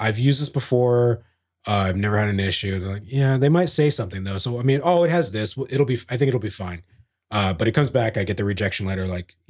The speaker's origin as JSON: {"language": "English", "region": "New Jersey", "country": "United States", "tie": "born there", "said": "I'm a citizen, damn it. Yeah. I was born in New Jersey."}